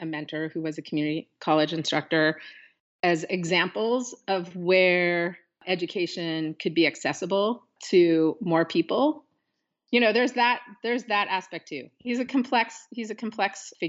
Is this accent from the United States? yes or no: yes; Pacific Northwest, United States; growing up in the Pacific Northwest and being indigenous person in this urban environment